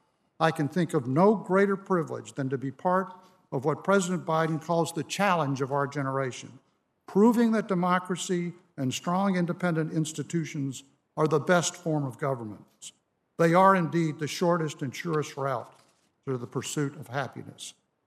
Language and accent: English; Birmingham, Alabama, United States; I grew up in Alabama and graduated from high school in Birmingham when the United States was confronting its own crisis in democracy during the 1960s.